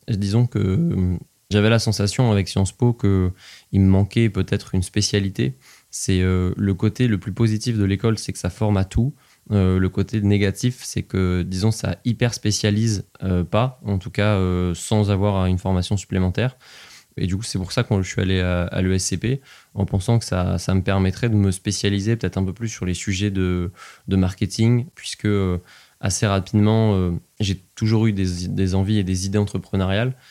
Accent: Nevers, Bourgogne-Franche-Comté, France; also born or lived in Compiègne; je suis né à Compiègne, dans l'Oise, qui est un endroit dans lequel je n'ai aucun souvenir, absolument aucun. Et mes premiers souvenirs remontent à Nevers, quand j'y suis arrivé, quand j'avais 5 ans

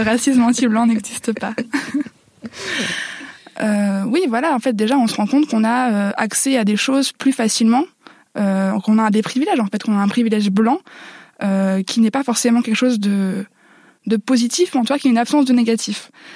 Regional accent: Nord-Pas-de-Calais, Hauts-de-France, France; accent: ch'ti; j'ai grandi dans le Nord-Pas-de-Calais

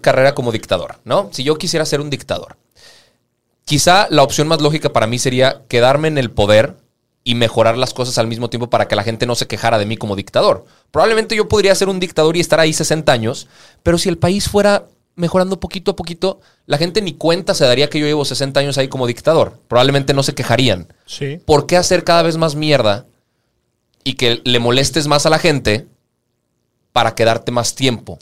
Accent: Mexico; nosotros como, mexicanos

